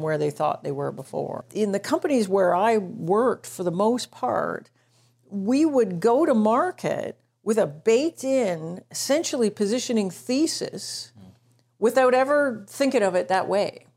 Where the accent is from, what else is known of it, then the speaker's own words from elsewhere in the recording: Toronto, Ontario, Canada; I'm from Toronto